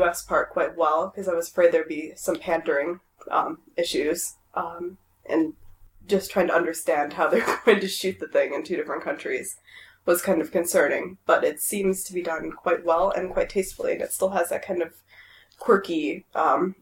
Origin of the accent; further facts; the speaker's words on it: United States; all Americans living in Wales